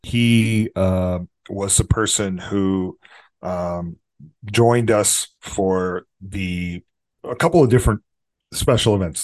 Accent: Texas, United States; also born or lived in Los Angeles; it's my adopted hometown 'cause I'm from here, from Texas

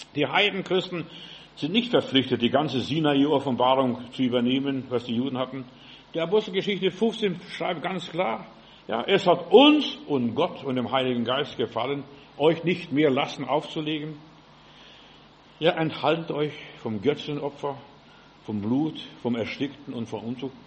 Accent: Germany; wir sind Deutsche

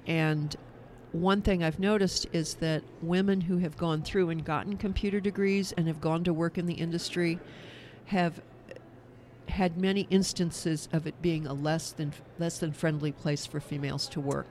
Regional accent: Kansas, United States; my home state of Kansas

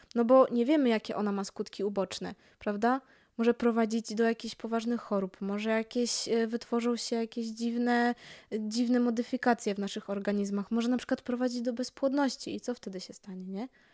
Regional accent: Poland

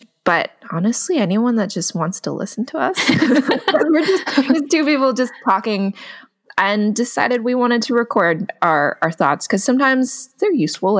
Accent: Sunnyvale, California, United States; I grew up in the Bay Area. I grew up in Sunnyvale

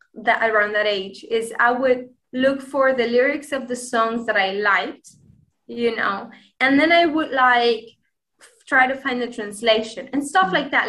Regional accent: Granada, Andalusia, Spain; first language Spanish; English is a second language; I am Spanish. I am from the city of Granada right and uh, yeah i speak spanish obviously it's my my native tongue

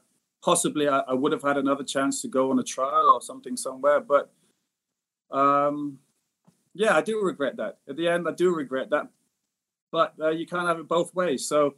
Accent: Singapore; I mean, I did miss Singapore. So at a young age and being abroad, sort of in my home country, but being abroad at the same time, I thought maybe it was best that I came back

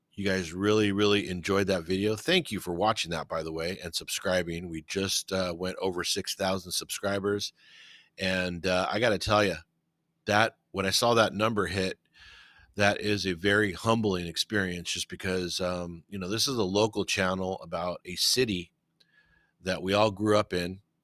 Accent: California, United States; I was born and raised in Cali, and, uh, I can't see myself living anywhere else

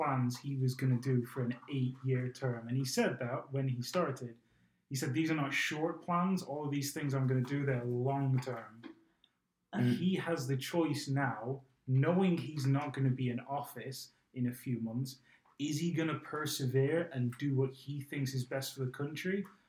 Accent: Arizona, United States; One thing that I am surprised at is my home state of Arizona.

